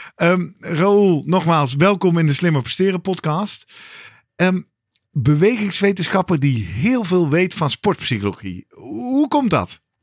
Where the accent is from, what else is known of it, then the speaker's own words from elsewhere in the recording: Netherlands; als Nederlanders